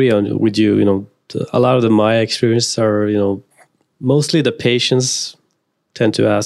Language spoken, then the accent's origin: English; Norway; I'm, I'm from Norway